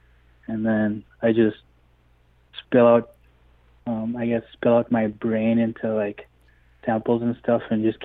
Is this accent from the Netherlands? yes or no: no; Onion Lake, Saskatchewan, Canada; I'm from Onion Lake, Saskatchewan